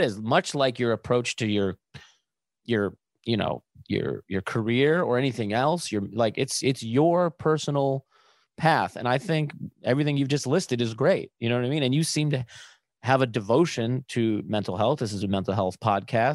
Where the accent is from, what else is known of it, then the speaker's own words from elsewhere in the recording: Buffalo, New York, United States; growing up in Buffalo